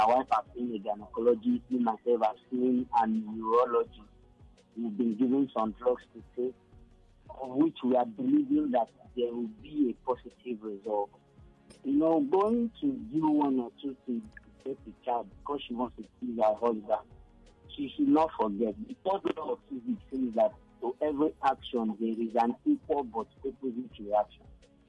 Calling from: Akoka, Lagos, Nigeria

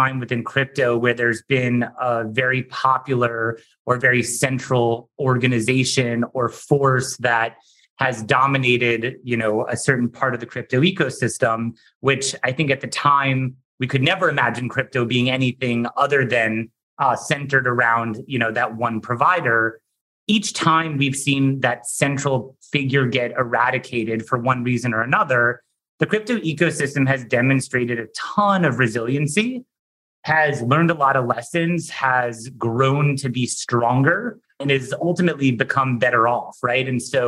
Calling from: New York, United States; I am calling in from New York

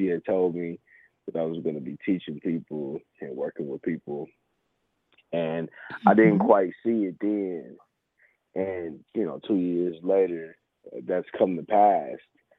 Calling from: Kansas City, Missouri, United States; I'm calling from Kansas City.

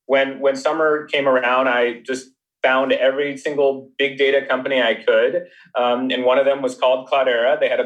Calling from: Menlo Park, California, United States; I'm calling from sunny Menlo Park.

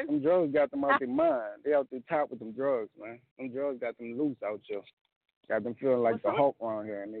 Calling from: New Orleans, Louisiana, United States; What's up? New Orleans.

